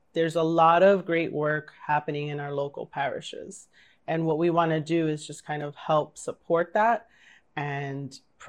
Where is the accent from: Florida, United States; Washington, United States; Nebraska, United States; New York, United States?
New York, United States; New York City; I grew up in St. Bridget's in Bushwick